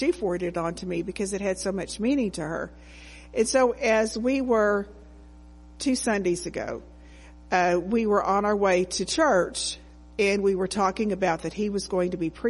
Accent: Texas, United States; So I grew up in the Assemblies of God Church.

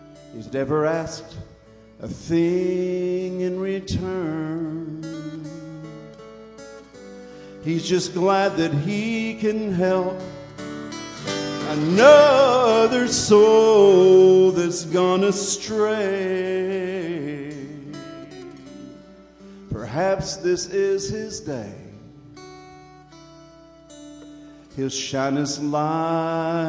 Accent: Red Clay, Georgia, United States; my hometown, a little place called Red Clay

